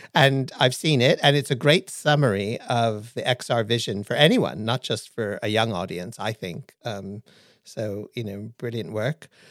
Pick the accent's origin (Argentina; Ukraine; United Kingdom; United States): United States; Hawaii; moved away; I was born in Hawaii